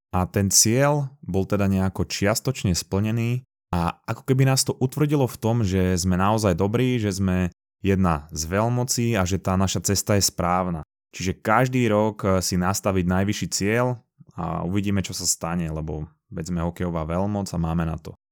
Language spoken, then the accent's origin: Slovak; Slovakia